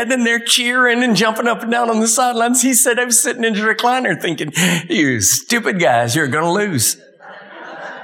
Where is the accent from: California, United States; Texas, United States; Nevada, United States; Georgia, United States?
Texas, United States; Dallas; I was born in Dallas